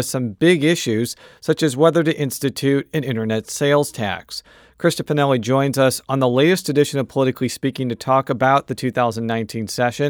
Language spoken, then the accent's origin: English; Buffalo Grove, Illinois, United States; I was from the actual city of Chicago, and she was like, no, you're not. And she was right, because I'm from Buffalo Grove.